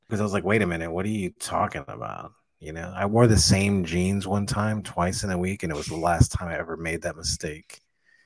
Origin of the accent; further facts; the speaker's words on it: Miami, Florida, United States; also born or lived in Kendall, Miami; I was raised in Little Havana. Little Havana is like the Cuban ghetto in Miami. So I was raised there.